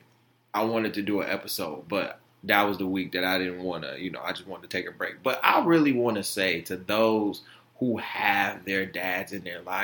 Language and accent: English; Detroit, Michigan, United States; also born or lived in Florida; I was born in Florida, so I would go down there every year to see him. My mom is from Detroit. We moved back up here when I was 2